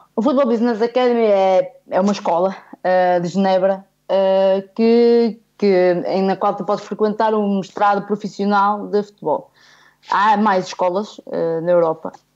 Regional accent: Guimarães, Norte, Portugal; eu nasci em Guimarães, mas realmente eu venho de uma aldeia, ah, que é Vilarim, que fica a um quilómetro de Moreira de Cónegos

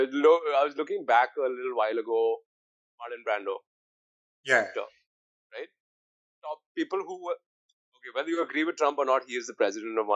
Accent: India; we're both Indian

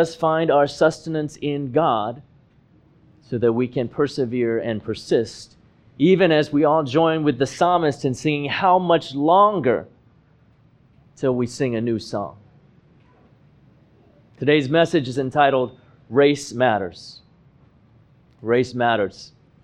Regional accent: Hong Kong; moved away as an adult; now in United States; race mattered was when I arrived in the United States in 2006 at the age of 23. See, I was born and I grew up in Hong Kong, where the population is over 90% Han Chinese.

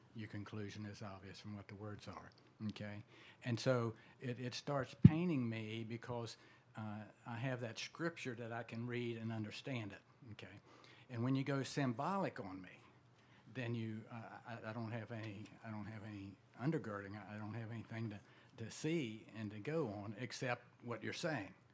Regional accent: West Virginia, United States; I'm from West Virginia

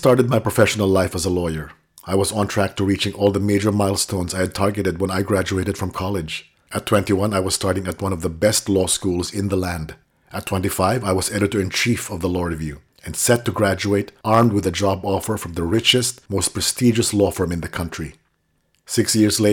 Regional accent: Manila, Metro Manila, Philippines; When I was a child growing up in Manila

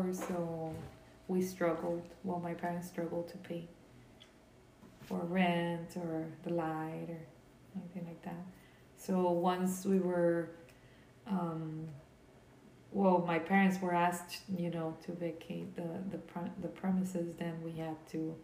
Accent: Brownsville, Texas, United States; first language Spanish; English is a second language; also born or lived in Harlingen, Texas / Matamoros, Tamaulipas, Mexico; I grew up like in different areas in here in the United States in Brownsville, but and I also grew up in Mexico in Matamoros, Tamaulipas, right across from Brownsville

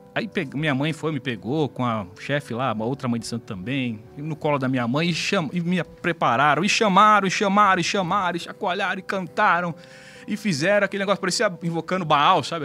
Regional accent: São Paulo, Brazil; Eu sou de São Paulo mesmo, né? Meus pais de São Paulo também. E nasci e vivi sempre naquela região ali da zona sul de São Paulo, né? Aqui na capital

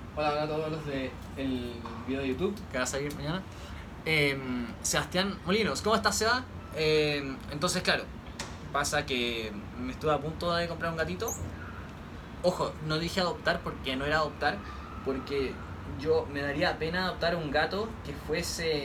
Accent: Santiago, Santiago Metropolitan Region, Chile; Soy de Santiago de Chile

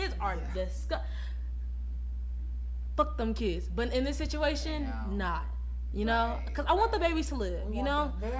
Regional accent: Texas, United States; moved away; also born or lived in Oklahoma; We're both from Texas.

